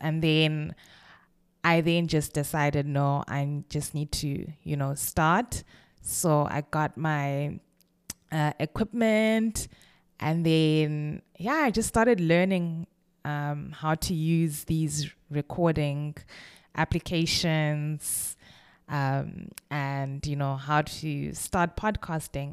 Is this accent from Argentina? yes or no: no; Kwekwe, Midlands, Zimbabwe; moved away as an adult; also born or lived in Bulawayo, Zimbabwe / Cape Town, South Africa; now in London, United Kingdom; I was born in Kwekwe, which is a small, a relatively small city in Zimbabwe